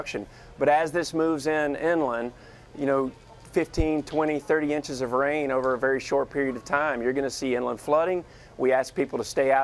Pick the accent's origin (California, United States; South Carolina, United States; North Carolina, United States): North Carolina, United States; Catawba County; I grew up in North Carolina, about 5 hours inland in Catawba County, North Carolina